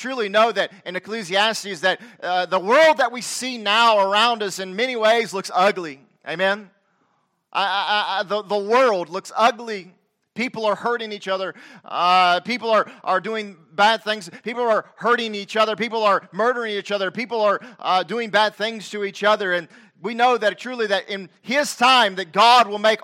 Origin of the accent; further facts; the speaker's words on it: the South, Southern United States, United States; accent: southern; I know my southern accent doth betray me